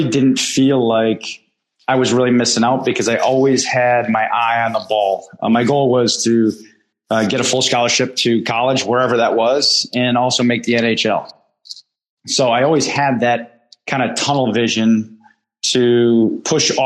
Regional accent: Bristol, Connecticut, United States; I grew up in Bristol, Connecticut

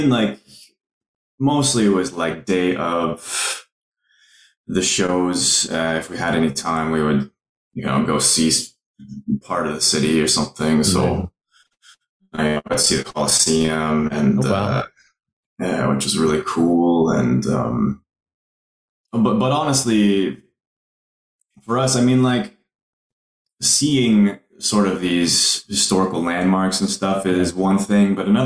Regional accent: Ottawa, Ontario, Canada; we've played my hometown, Ottawa, once

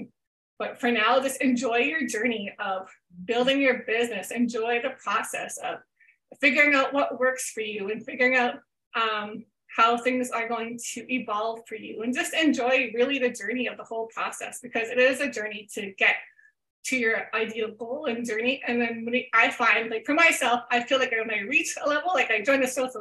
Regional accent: Canada; I'm Canadian

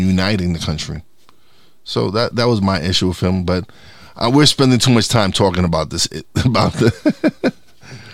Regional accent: New York City, New York, United States; I grew up in East New York, Brooklyn.

